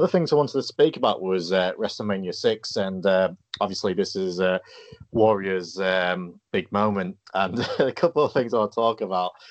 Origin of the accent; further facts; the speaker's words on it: England, United Kingdom; I'm English